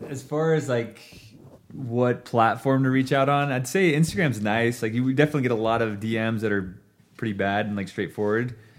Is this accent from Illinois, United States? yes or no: no; Ontario, Oregon, United States; moved away as an adult; now in Boise, United States; I grew up in Ontario, Oregon, which is essentially a border town of Idaho and Oregon.